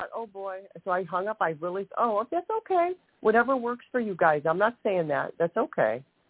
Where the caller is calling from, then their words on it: Ohio, United States; from Ohio.